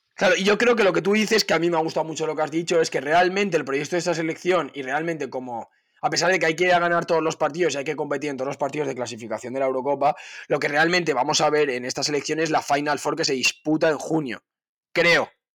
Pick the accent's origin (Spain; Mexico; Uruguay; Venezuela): Spain